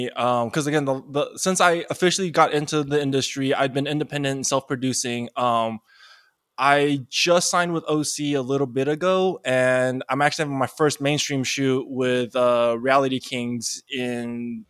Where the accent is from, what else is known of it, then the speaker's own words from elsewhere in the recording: Taiwan; I'm from Taiwan. So okay. I'm Chinese, you know, nationally from Taiwan.